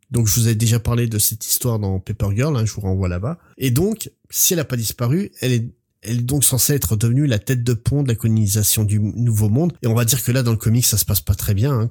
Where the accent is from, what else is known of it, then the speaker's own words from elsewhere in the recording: Versailles, Île-de-France, France; moi, je viens de Versailles, et le roi soleil.